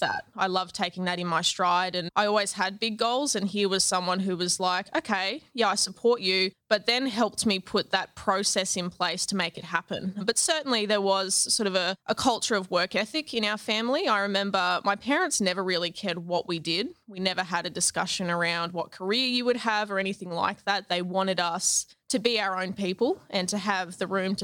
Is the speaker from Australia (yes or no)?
yes; Toowoomba, Queensland, Australia; I grew up in Toowoomba